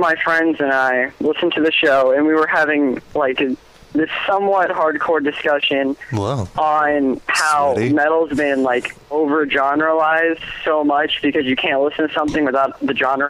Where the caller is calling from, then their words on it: Florida, United States; I'm from Florida.